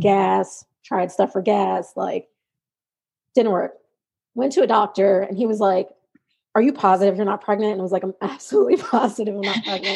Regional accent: New York, United States; I am from New York

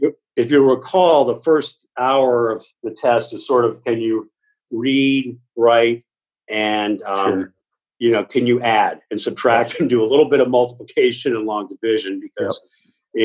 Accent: Lincoln, Massachusetts, United States; I grew up in a town called Lincoln, Massachusetts

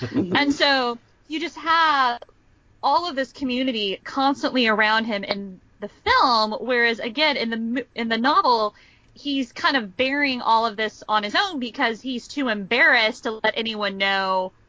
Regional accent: Texas, United States; I'm from Texas

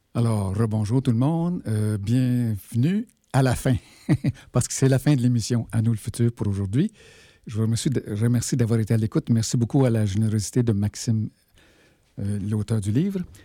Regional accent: Val-d'Or, Quebec, Canada; also born or lived in Malartic, Quebec; je suis né à Malartic et j'ai grandi à Bourlamac, qui est aujourd'hui qui s'appelle Val d'Or.

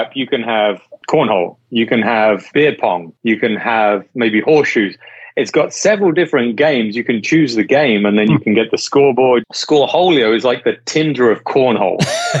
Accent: Las Vegas, Nevada, United States; So I'm from Vegas, I lived in Vegas.

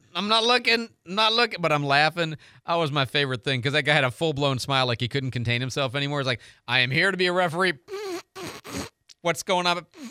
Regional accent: Detroit, Michigan, United States; now in Pensacola, United States; I was born and raised in the Detroit area

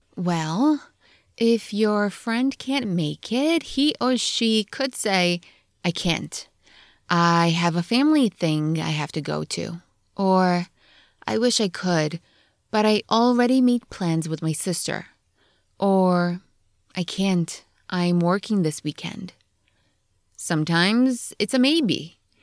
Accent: New Jersey, United States; also born or lived in Poland; Since we grew up in New Jersey, we drive down to the Jersey Shore a lot

